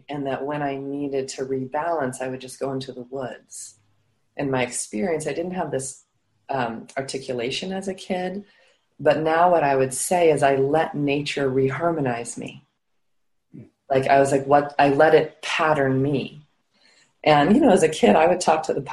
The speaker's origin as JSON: {"language": "English", "region": "Rocky Mountains", "country": "United States", "tie": "born or raised there", "said": "I grew up high in the Rocky Mountains in the United States"}